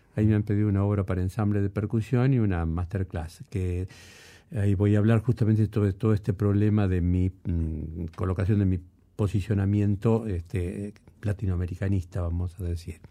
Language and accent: Spanish; Rosario, Santa Fe, Argentina; primero yo pensé como músico rosarino, después pensé como músico argentino